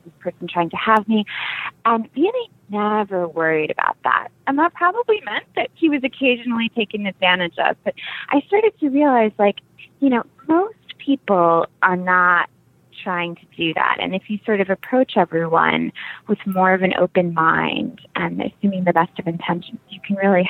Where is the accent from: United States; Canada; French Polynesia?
United States; as an American